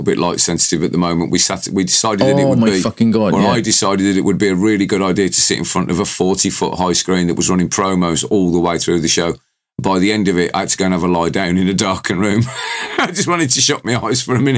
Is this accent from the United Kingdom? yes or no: yes; United Kingdom; accent: British